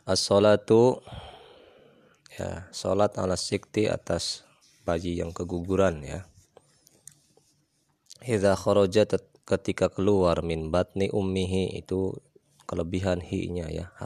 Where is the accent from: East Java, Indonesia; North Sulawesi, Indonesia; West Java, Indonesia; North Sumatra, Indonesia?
West Java, Indonesia; kalau kata orang kita Sunda namanya apa kaca piring